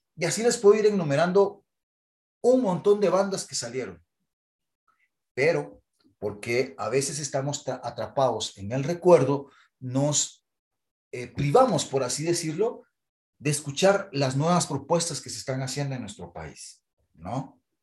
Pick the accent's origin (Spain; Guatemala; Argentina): Guatemala